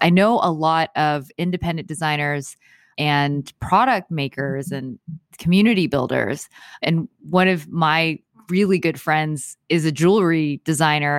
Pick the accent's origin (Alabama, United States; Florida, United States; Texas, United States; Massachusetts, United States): Texas, United States; Houston; moved away as an adult; now in Los Angeles, United States; I am from Houston, Houston, Texas.